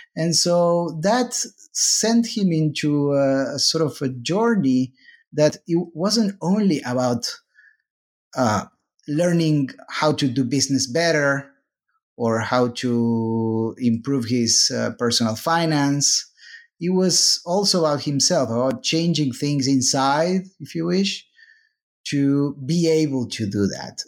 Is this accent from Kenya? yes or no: no; Argentina; moved away as an adult; now in United States; I am originally from Argentina. Then I moved, uh, to the U S, uh, for graduate school